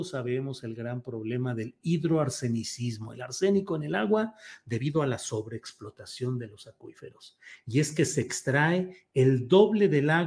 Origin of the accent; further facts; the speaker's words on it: San Luis Potosí, Mexico; also born or lived in Torreón, Coahuila; yo soy nacido en Torreón, Coahuila, no crecí ahí, a los 10 años me fui a San Luis Potosí, ahí crecí, ahí estudié, ahí me casé